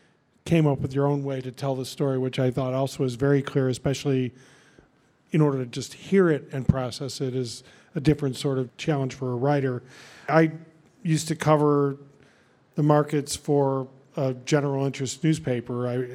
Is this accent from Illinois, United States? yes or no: yes; Park Ridge, Illinois, United States; I grew up in Park Ridge.